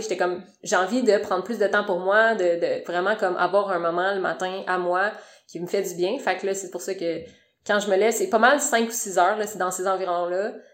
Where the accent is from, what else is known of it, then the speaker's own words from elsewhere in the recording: Sherbrooke, Quebec, Canada; moved away as an adult; now in Montreal, Canada; j'ai étudié à Sherbrooke, fait que je viens de Sherbrooke